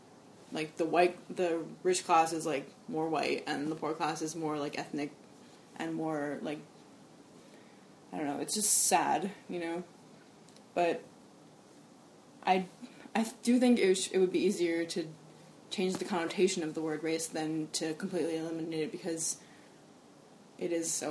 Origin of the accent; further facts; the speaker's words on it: Hawaii, United States; I grew up in Hawaii